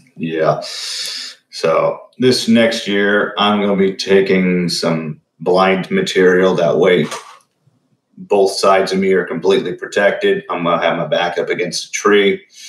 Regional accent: Huntington County, Indiana, United States; my hometown

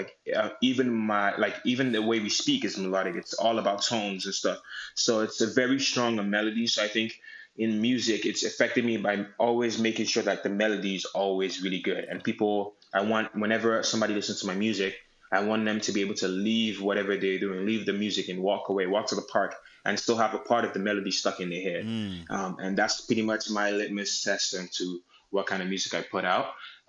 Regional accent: Nigeria; But I thought it was just something I loved because of my connection to being Nigerian.

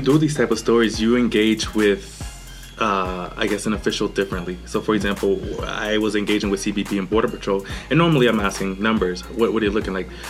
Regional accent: Boston, Massachusetts, United States; moved away as an adult; also born or lived in Honduras; now in El Paso, United States; I grew up in Honduras and Boston.

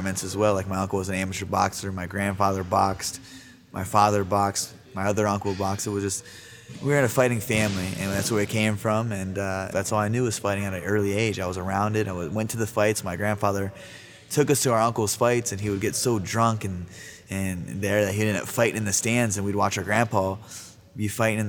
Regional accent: Yorkville and Dennison, Ohio, United States; also born or lived in Sacramento, California; Growing up in Yorksville and Denison, Ohio

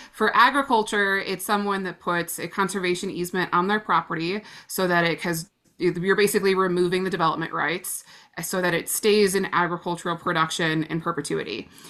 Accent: Illinois, United States; moved away; we grew up together back in Illinois

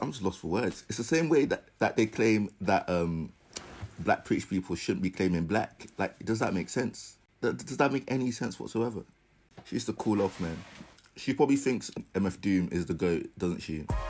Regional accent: United Kingdom; we're British

